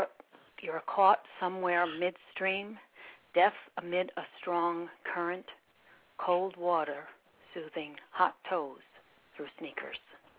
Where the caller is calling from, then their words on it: Poughkeepsie, New York, United States; No, from Dutchess County, Poughkeepsie, New York.